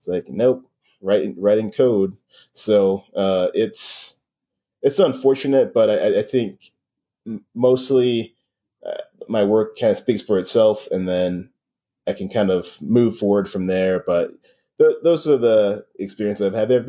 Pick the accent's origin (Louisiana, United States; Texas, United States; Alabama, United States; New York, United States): New York, United States; New York City; I grew up in Queens, New York, and in the 90s